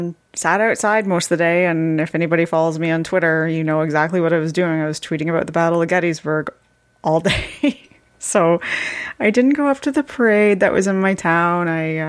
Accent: Canada; born or raised there

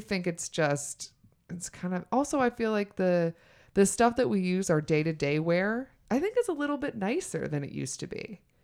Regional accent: the South, United States; moved away; also born or lived in New York; I'm from the South

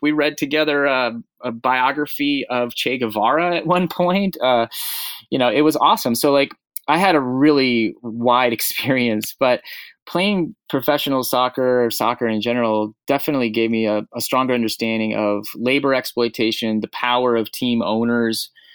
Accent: Portland, Oregon, United States; my hometown of Portland, Oregon

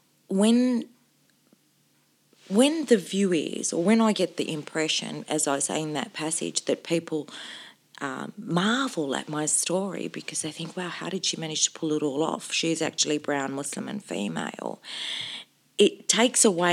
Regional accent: Sydney, New South Wales, Australia; also born or lived in Cairo, Egypt / Albury-Wodonga; that I'd been growing up in Australia

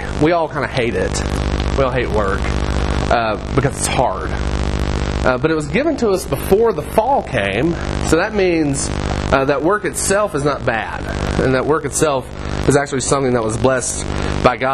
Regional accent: Virginia, United States; I grew up in Virginia, kind of right outside of the Tennessee border.

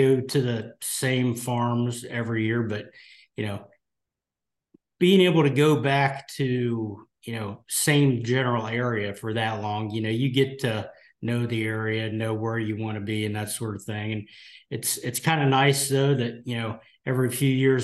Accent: Ohio, United States; born and raised in Ohio

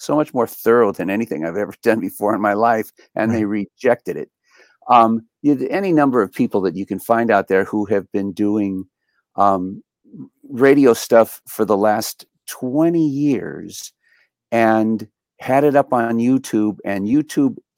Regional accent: United States; I'm an American.

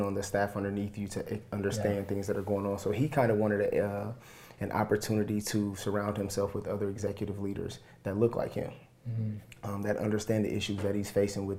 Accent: Fort Wayne, Indiana, United States; This is my wife … And as you mentioned, we are born and raised in Southeast Fort Wayne.

